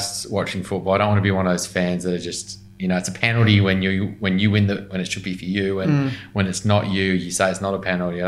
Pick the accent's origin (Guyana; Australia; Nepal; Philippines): Australia; Newcastle, New South Wales; now in Sydney, Australia; I grew up in Newcastle mainly